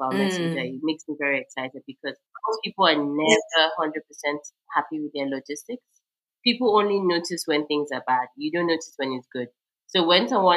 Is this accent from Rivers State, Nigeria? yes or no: no; Uyo, Akwa Ibom, Nigeria; my hometown, Uyo